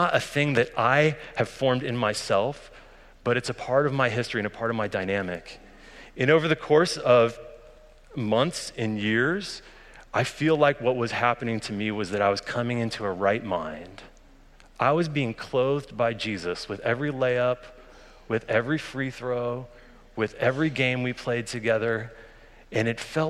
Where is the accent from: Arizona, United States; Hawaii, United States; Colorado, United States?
Colorado, United States; Boulder; I grew up in Colorado, just on the outskirts of Boulder, Colorado